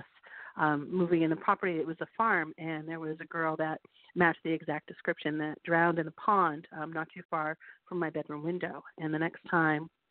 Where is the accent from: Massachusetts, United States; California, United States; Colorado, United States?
Massachusetts, United States; Western; moved away as an adult; now in Portsmouth, United States; I grew up in Western Massachusetts